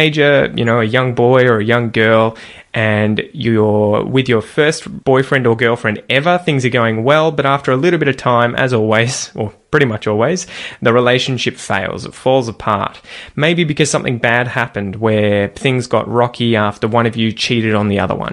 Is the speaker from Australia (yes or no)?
yes; Australia; accent: Australian